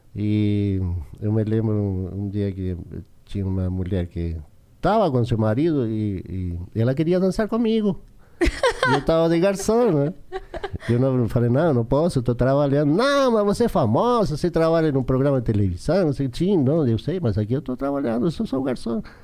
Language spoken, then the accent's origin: Portuguese; Chile; Portuguese is a second language; moved away as an adult; also born or lived in São Paulo, Brazil; a gente cresceu junto lá no Chile